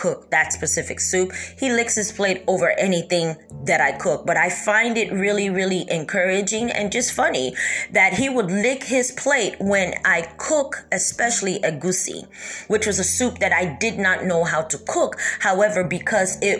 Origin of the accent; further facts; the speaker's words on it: United States; also born or lived in Kentucky; I was born and raised in America